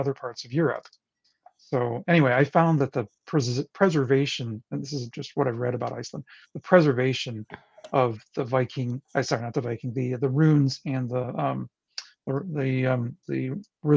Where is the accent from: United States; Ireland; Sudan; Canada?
United States; northern Lower Michigan; I'm from Michigan, way north, not in the Upper Peninsula, but there's a tiny little peninsula on the lower side of Michigan